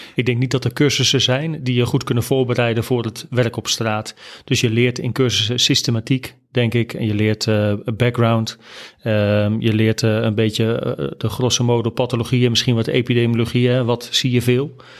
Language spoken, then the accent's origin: Dutch; Gouda, South Holland, Netherlands; moved away as an adult; also born or lived in Nijmegen; ik ben geboren en getogen in Gouda. Daar heb ik eigenlijk de eerste twintig jaar van mijn leven doorgebracht